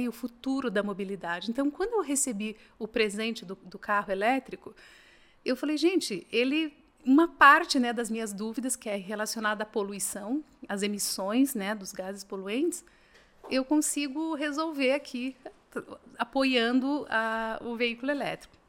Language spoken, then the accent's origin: Portuguese; Assis Chateaubriand, Paraná, Brazil; now in Curitiba, Brazil; eu não sou de Curitiba, sou do interior do Paraná, nasci numa cidade chamada Assis Chateaubriand, mas tô, ah, tô em Curitiba